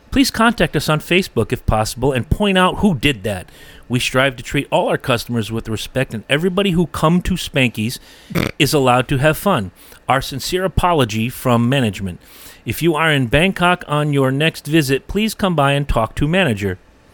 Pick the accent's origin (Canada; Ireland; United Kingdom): Canada; Yeah, here's my rainbow money. I'm from Canada.